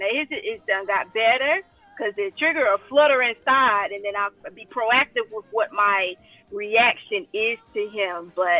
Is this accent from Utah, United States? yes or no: no; Atlanta, Georgia, United States; But I'm also originally from Atlanta, Georgia. So I am a little transplant here.